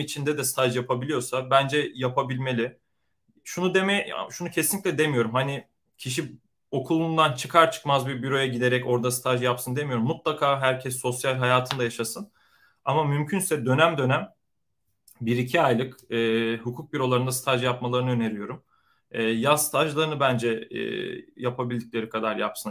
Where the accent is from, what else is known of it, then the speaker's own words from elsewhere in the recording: Konya, Turkey; moved away as an adult; also born or lived in Istanbul; now in San Francisco Bay Area, United States; doğma büyüme Konyalıyım